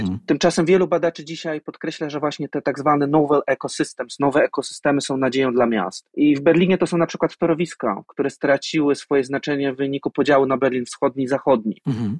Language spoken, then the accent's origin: Polish; Poznań, Greater Poland, Poland; Ja wychowałem się w mieście, w Poznaniu